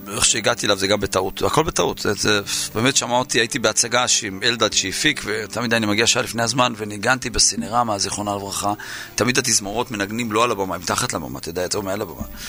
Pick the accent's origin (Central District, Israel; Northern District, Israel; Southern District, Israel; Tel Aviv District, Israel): Southern District, Israel; Yeruham; נולדתי בירוחם